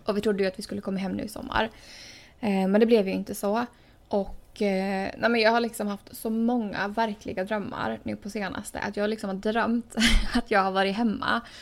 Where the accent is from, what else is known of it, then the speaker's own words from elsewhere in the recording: Åland Islands; moved away as an adult; now in United States; två år sedan jag har ja, varit hemma på Åland